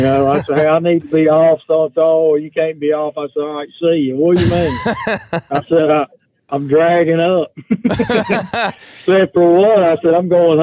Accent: Pine Bluff, Arkansas, United States; I was born in Pine Bluff, Arkansas in 1959, and I lived there until I was probably 31

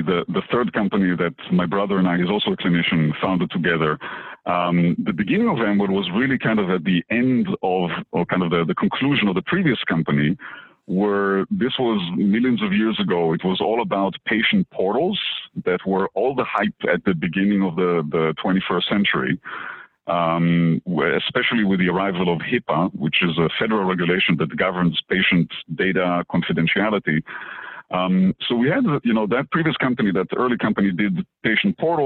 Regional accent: Israel; moved away as an adult; now in Boston, United States; I was born in Israel, and I used to be a practicing physician

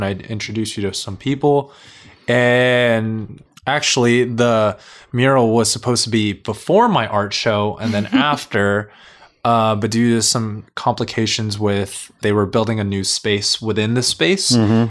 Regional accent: Carson, California, United States; LA based, yeah. Born and raised here in Carson.

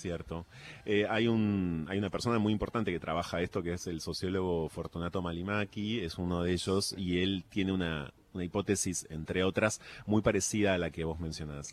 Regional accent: Argentina; me reconozco como argentino

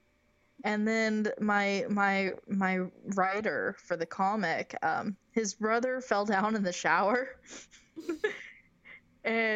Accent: Modesto, California, United States; moved away as an adult; also born or lived in Oklahoma / North Dakota; right now I live in Modesto, in my hometown, where I was born and grew up, and I'm in the same house that I grew up

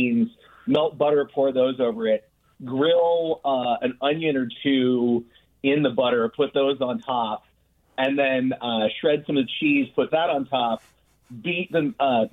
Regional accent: Maine, United States; now in Oakland, United States; I grew up in Maine on welfare

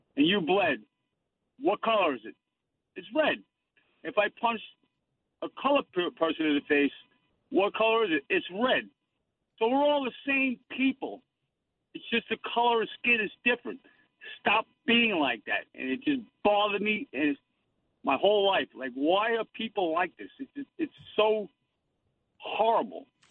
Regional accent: Northport, New York, United States; I was born born and raised in Northport, Long Island

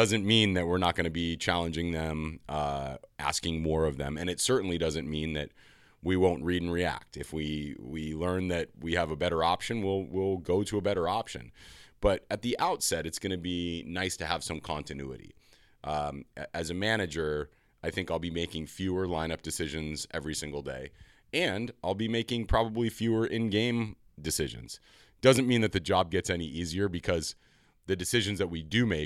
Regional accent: Los Angeles, California, United States; I grew up in Southern California. I went to a LAUSD, huge public high school

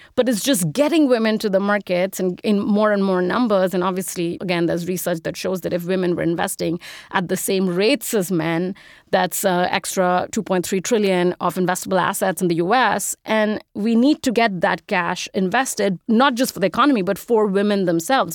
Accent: India; moved away as an adult; I'm an immigrant, if you can't tell from the accent. I grew up in India. I moved here when I was eighteen to go to college.

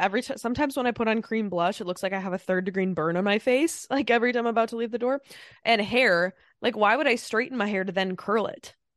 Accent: Midwest, United States; I'm from the Midwest.

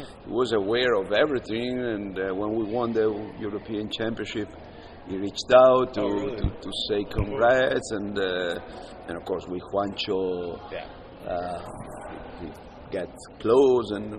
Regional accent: Brescia, Lombardy, Italy; In Brescia, yes, yeah. my hometown.

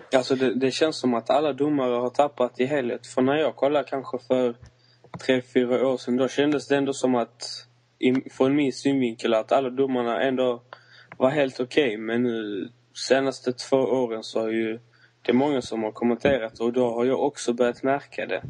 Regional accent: Malmö, Skåne, Sweden; jag bor i Malmö som är min hemstad

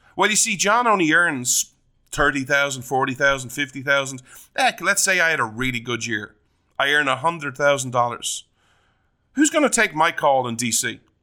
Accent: Ireland

